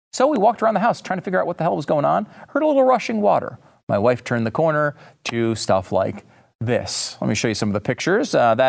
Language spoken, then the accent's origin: English; Northeast, United States; now in Texas, United States; I will say, and I have to admit, I'm from the Northeast. If I still lived up there, I would be mocking this relentlessly.